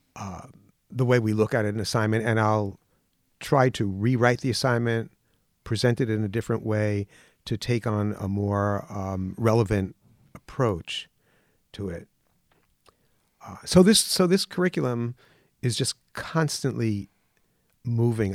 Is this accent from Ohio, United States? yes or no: no; Mount Vernon, New York, United States; I grew up in New York. in Mount Vernon, New York, right on the border of the Bronx